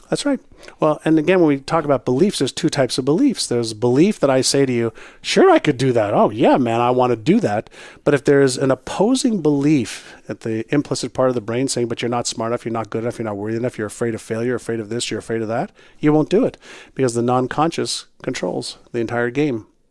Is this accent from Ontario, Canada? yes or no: no; Montreal, Quebec, Canada; first language Hebrew; English is a second language; moved away as an adult; also born or lived in Israel / Toronto; When I was um, five, six, seven years old, I moved from Israel to Montreal. I spoke mm-hmm. Hebrew, but not English or French